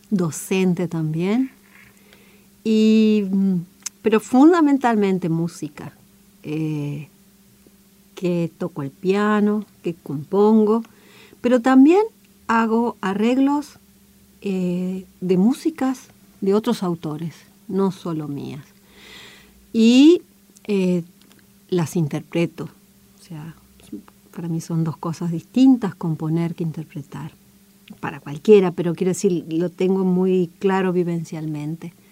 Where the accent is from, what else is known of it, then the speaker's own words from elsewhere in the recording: Federal, Entre Ríos, Argentina; yo soy de Federal, que está en el centro norte de la provincia de Entre Ríos, es una zona de monte, de monte cerrado, para mí de una enorme belleza, muy, muy, muy agreste